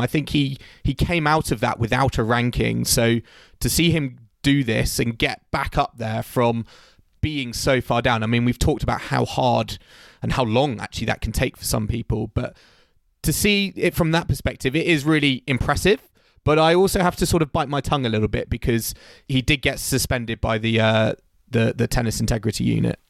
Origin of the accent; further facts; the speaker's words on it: United Kingdom; as a British tennis fan